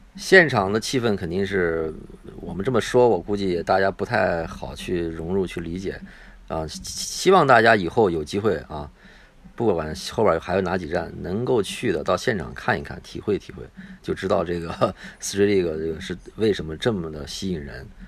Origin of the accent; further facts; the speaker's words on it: China; 我们是中国人，我们是来看的。啊，我们不是日本人